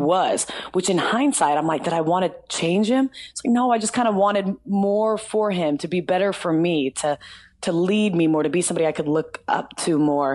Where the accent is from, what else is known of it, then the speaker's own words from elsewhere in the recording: the South, United States; also born or lived in Nashville; I'm from the South